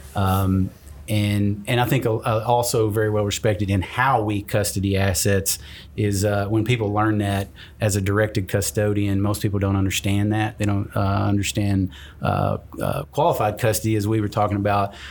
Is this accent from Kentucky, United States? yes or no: yes; Kentucky, United States; I started a business in my home town